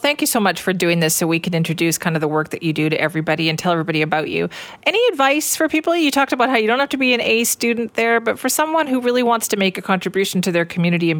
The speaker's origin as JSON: {"language": "English", "town": "Surrey", "region": "British Columbia", "country": "Canada", "tie": "born or raised there", "said": "I'm Cloverdale Junior, not Lord Tweedsmuir, but everybody in my family graduated from Lord Tweedsmuir because there's something about growing up out there"}